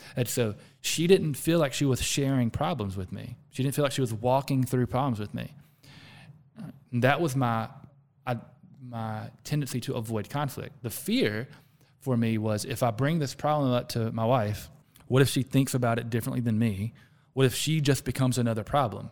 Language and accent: English; the South, United States; accent: Southern; I'm from the South